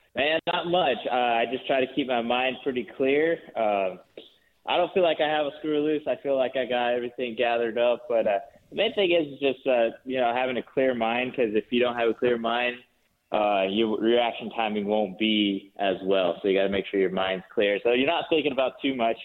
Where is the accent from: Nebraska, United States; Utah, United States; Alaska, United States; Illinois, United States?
Utah, United States; Four Corners region; also born or lived in Salt Lake City, Utah; I, was raised down in the Four Corners region on the Navajo Reservation, just south of Blanding, Utah, there, uh, north of Montezuma Creek, uh, Utah